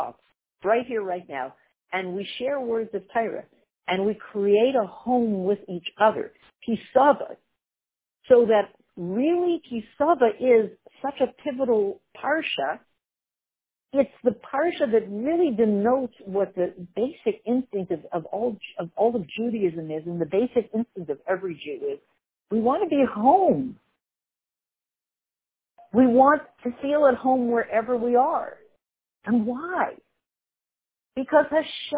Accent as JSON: {"language": "English", "country": "Canada", "tie": "born or raised there", "said": "Growing up in Canada, which is not a very Jewish country"}